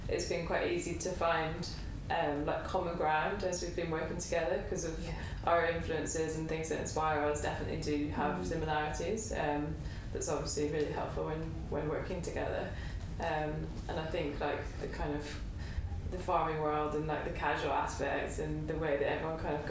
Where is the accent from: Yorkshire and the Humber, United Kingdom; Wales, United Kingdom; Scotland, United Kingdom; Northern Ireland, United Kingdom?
Scotland, United Kingdom; moved away; the farm that I grew up on in Scotland